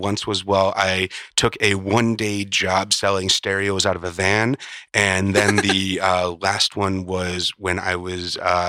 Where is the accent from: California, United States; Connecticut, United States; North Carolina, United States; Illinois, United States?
Illinois, United States; Chicago; now in Burbank, United States; When I grew up in Chicago, well, there was Nazi marches in Skokie.